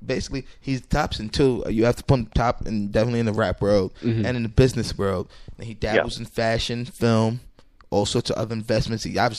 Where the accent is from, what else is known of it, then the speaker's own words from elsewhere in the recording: New York City, New York, United States; We grew up in Bushwick, Bushwick, Brooklyn.